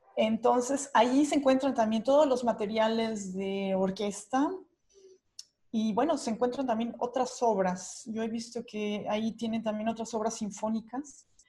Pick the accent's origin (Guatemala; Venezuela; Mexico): Mexico; moved away as an adult; now in Germany; siendo mexicana